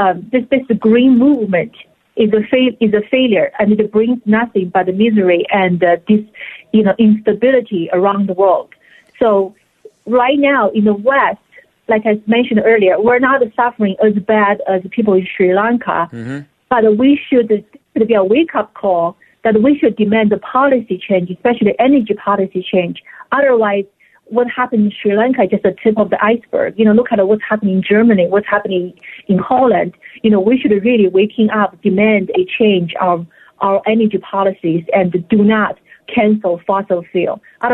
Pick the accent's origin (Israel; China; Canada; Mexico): China; English is a second language; now in United States; I came from China. I lived through food shortages before. I had never imagined that I would have to live it again in the United States.